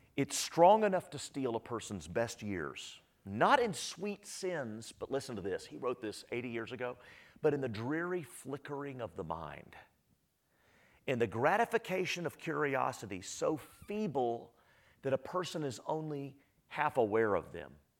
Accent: Austin, Texas, United States; I grew up in Northwest Austin, grew up in Texas, Northwest Austin

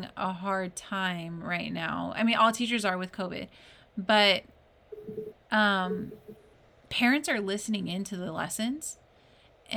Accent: California, United States; As a Californian who grew up in California, went to a predominantly Hispanic school

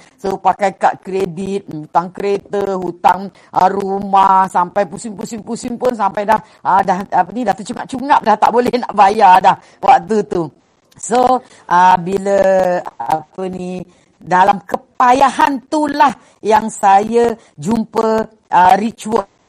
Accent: Sungai Besar, Selangor, Malaysia; saya sebenarnya orang kampung je. Okey, saya daripada Sabak Bernam, Sungai Besar Sabak Bernam, Selangor.

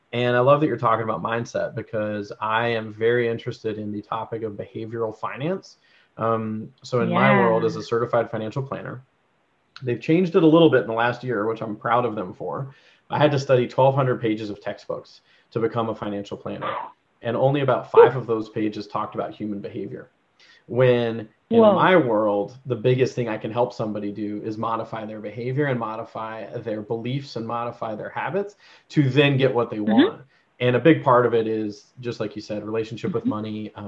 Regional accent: Georgia, United States; born there; currently based out of Georgia, which is awesome because I was born in Georgia, for anyone who doesn't know.

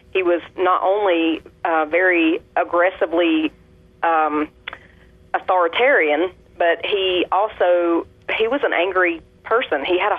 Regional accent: Tennessee, United States; Well, I did grow up as a Southern Baptist down here in the South. If you couldn't already tell, I'm from Tennessee.

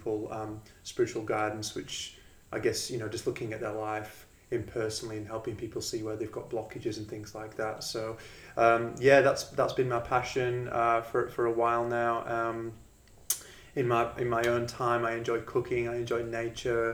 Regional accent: England, United Kingdom; moved away as an adult; also born or lived in Australia; now in Perth, Australia; So I'm from England originally. I came to Australia about 10 years ago

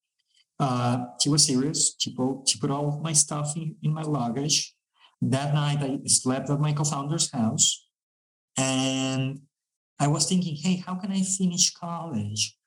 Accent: Mexico; We are from Mexico

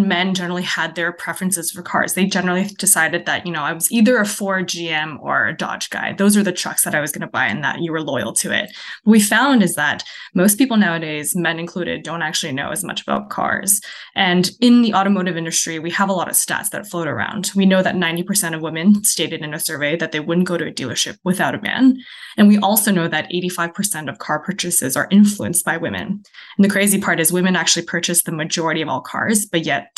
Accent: Ontario, Canada; moved away as an adult; also born or lived in China / Kelowna, British Columbia / Saskatchewan; now in British Columbia, Canada; I was born in China. I moved to Canada when I was five. So I grew up in Ontario

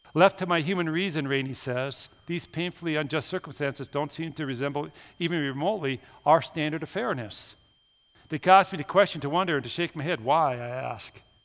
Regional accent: Minnesota, United States; moved away; I'm from Minnesota

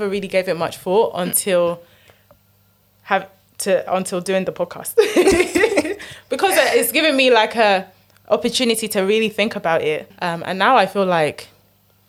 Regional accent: United Kingdom; being British, but having a Nigerian name

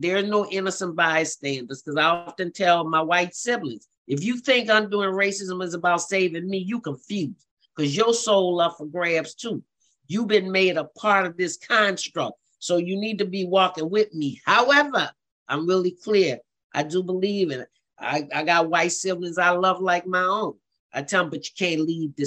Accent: New Orleans, Louisiana, United States; I grew up in the Ninth Ward, not in the Desire housing development, but near the Desire.

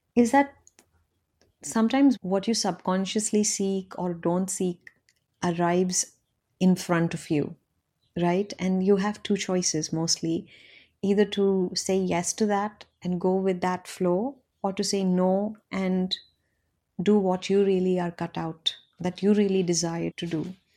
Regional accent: India; born or raised there; moved away

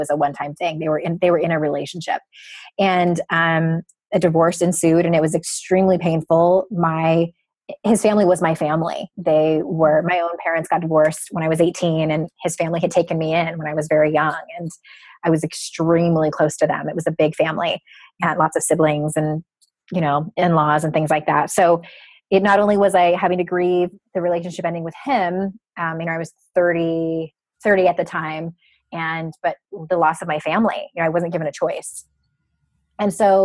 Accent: Southern California, United States; I grew up in Southern California

